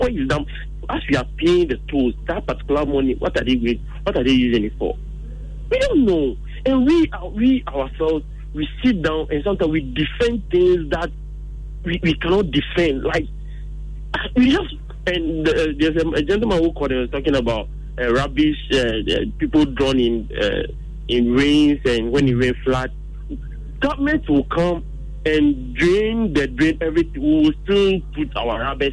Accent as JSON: {"language": "English", "country": "Ghana", "said": "as Ghanaians"}